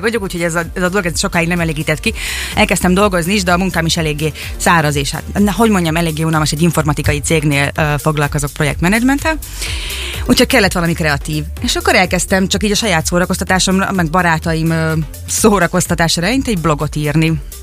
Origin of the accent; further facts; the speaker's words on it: Szeged, Csongrád-Csanád, Hungary; moved away as an adult; also born or lived in Budapest, Hungary; now in Turin, Italy; Szegeden végeztem a, a, az, az iskoláimat, tehát egyetemre is itt jártam